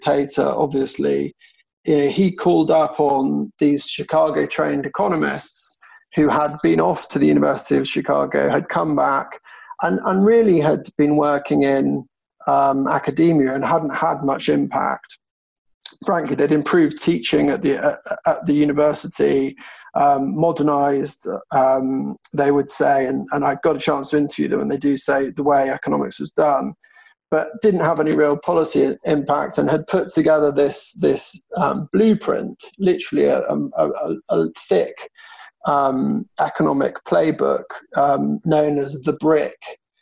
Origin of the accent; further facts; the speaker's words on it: United Kingdom; as a Brit